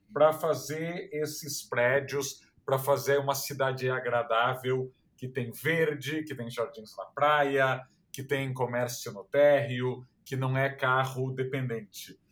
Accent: Santos, São Paulo, Brazil; moved away; na minha cidade natal, Santos, que é uma cidade plana

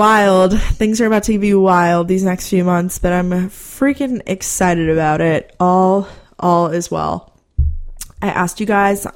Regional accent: Long Island, New York, United States; moved away as an adult; now in Athens, United States; Growing up on Long Island, I was still an hour away from the city

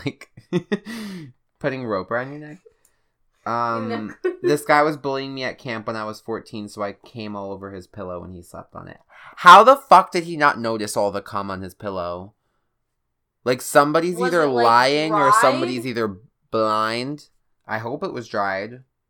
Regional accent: Russia; The fact that I'm bisexual and from Russia.

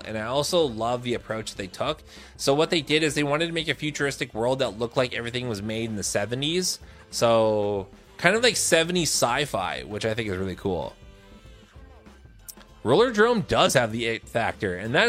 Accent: Canada; Being a Canadian and being as pale as I am, I fucking hate the snow.

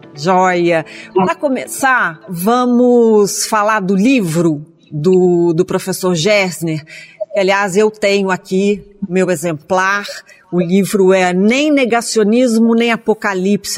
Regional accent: Minas Gerais, Brazil; Eu sou mineira

